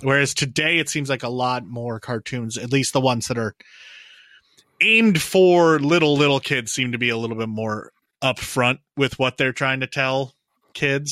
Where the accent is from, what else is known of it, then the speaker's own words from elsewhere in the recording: United States; Owen and I grew up in the United States